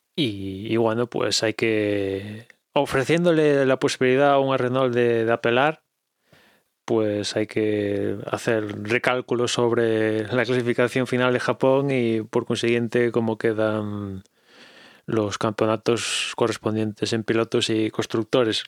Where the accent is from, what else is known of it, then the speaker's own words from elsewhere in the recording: Galicia, Spain; accent: Galician; mi inglés es de Galicia. Pido perdón por mi acento